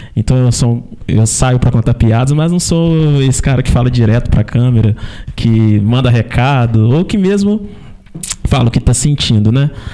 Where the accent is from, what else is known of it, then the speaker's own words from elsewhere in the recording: Carangola, Minas Gerais, Brazil; eu sou de Carangola